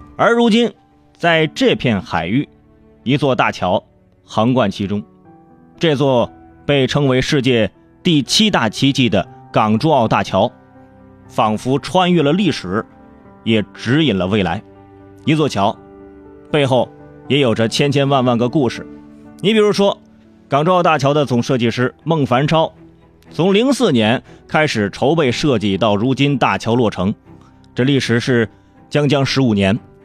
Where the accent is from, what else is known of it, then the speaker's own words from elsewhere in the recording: Hebei, China; 还有我们河北老家，啊，赵州桥上的有个对联儿